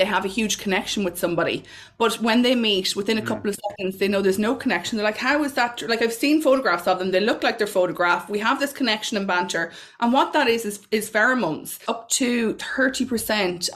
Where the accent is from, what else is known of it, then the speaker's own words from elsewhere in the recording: Mullingar, Westmeath, Ireland; So I'm from Mullingar. I grew up in Mullingar.